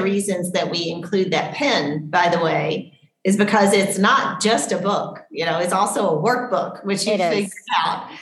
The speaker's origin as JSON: {"language": "English", "region": "Tennessee", "country": "United States", "tie": "born or raised there", "said": "I grew up in Tennessee"}